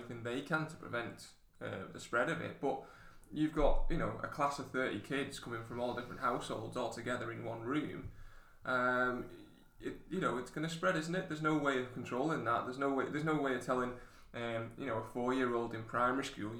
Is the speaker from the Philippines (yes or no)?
no; United Kingdom; as the British people